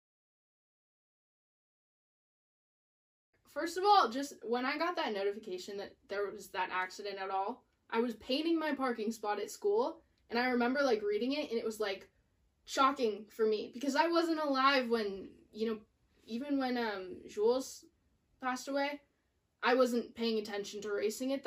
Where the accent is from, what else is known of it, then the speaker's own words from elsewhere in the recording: United States; as an American